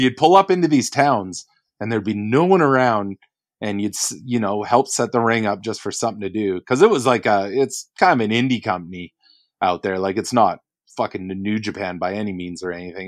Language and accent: English; Canada; as a Canadian